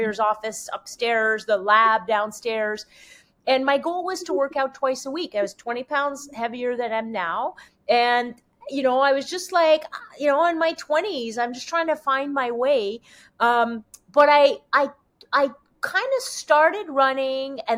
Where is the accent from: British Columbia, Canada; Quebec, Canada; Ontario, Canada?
Quebec, Canada; first language French; English is a second language; moved away; I'm French. I barely speak English. I'm from Quebec.